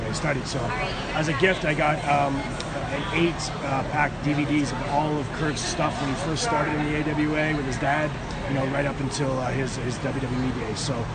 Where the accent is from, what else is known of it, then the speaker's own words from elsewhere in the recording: Toronto, Ontario, Canada; I'm Canadian. I'm from Toronto